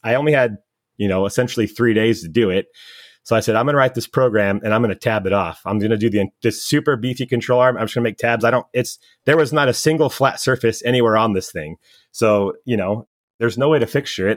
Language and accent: English; California, United States; I was born and raised in California. I've barely been out of the state.